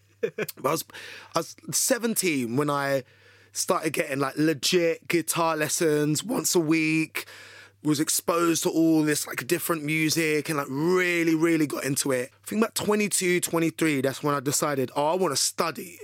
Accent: London, United Kingdom; accent: British; I'm from the U K. I'm, I'm from London.

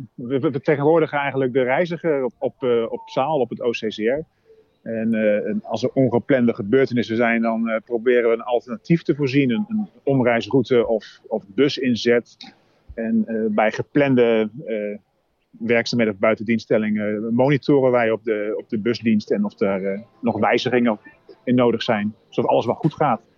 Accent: Groningen, Netherlands; now in Arnhem, Netherlands; Groningen, want dat is waar ik vandaan kom

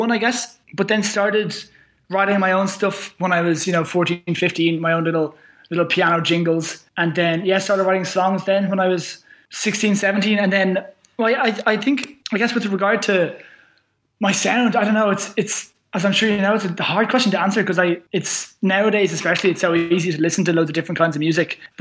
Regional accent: Dublin, Leinster, Ireland; I'm from Dublin

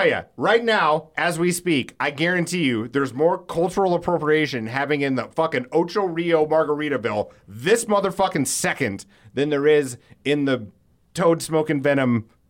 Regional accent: Alcester, West Midlands, United Kingdom; I am a guy from Alcester. How am I supposed to say it?

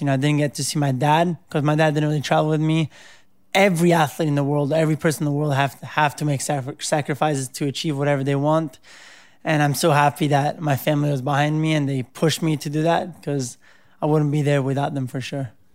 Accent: Cerveteri, Lazio, Italy; also born or lived in Rome; I was born in Rome, and I, uh, grew up right outside Rome in a little town called Cerveteri

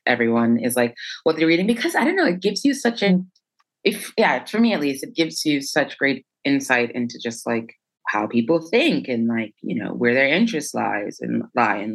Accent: New York, United States; moved away as an adult; also born or lived in Mandeville, Jamaica; now in Paris, France; I was born in Mandeville. I lived there until I was 4 years old. And then I moved to New York, moved to the Bronx.

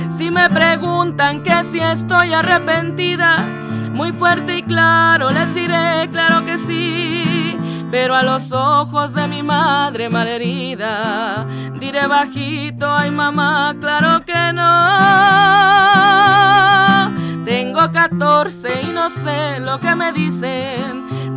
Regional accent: Francisco Madero, Coahuila, Mexico; yo vengo de Coahuila, de un lugar que se llama Francisco Madero, de muy chiquito, de Chávez. Está cerquita de Torreón.

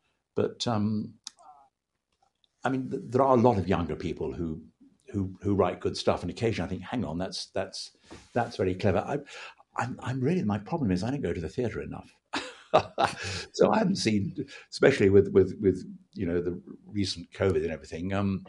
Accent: United Kingdom; being British, you know, people like … and …

